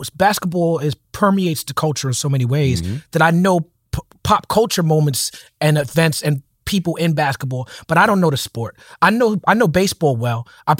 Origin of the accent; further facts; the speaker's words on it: Brooklyn, New York, United States; I mean, we're from Brooklyn. We used to smoke in the theaters.